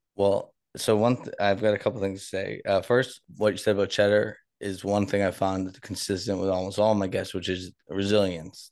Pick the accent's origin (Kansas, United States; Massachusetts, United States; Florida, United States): Massachusetts, United States; Boston; moved away; I'm from Boston